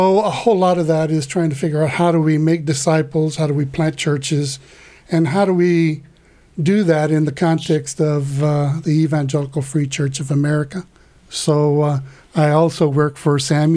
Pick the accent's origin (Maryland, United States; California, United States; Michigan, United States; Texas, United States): Texas, United States; Corpus Christi; also born or lived in Laredo, Texas / Austin, Texas; I was born in Corpus Christi here in Texas, lived in Laredo, and was educated in Austin